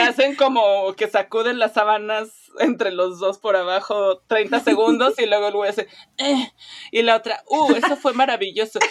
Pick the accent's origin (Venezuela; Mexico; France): Mexico; como mexicana